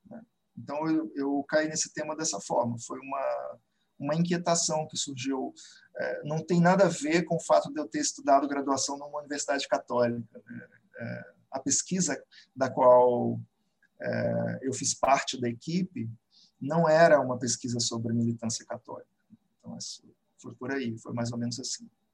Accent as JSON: {"language": "Portuguese", "town": "Belo Horizonte", "region": "Minas Gerais", "country": "Brazil", "tie": "born or raised there", "also_born_or_lived": "Campinas", "moved": "as an adult", "lives_now": "Rio de Janeiro, Brazil", "said": "eu sou nascido em Belo Horizonte, é, atualmente moro no Rio"}